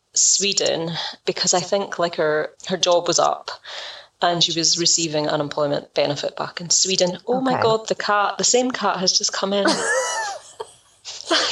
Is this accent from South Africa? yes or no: no; Scotland, United Kingdom; I'm Scottish.